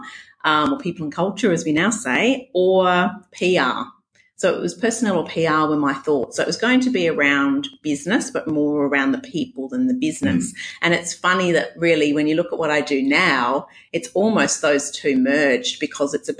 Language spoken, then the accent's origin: English; Western Australia, Australia; accent: Scottish Australian blend; also born or lived in Scotland; I had a Scottish Australian kind of blend.